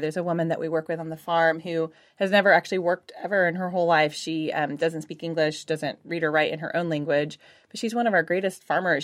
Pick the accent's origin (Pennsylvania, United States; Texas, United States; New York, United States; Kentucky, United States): Texas, United States; Houston; moved away as an adult; now in Austin, United States; I'm originally from Houston, but came up to go to school, um, here at U T studying ecology, and then just stayed